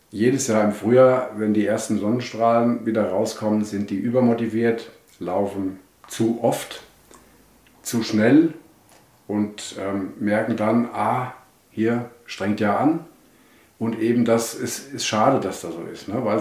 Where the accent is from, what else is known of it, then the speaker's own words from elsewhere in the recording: Wetzlar, Hesse, Germany; born there; Ich bin ähm, äh, in Wetzlar geboren, bin mittlerweile 60 Jahre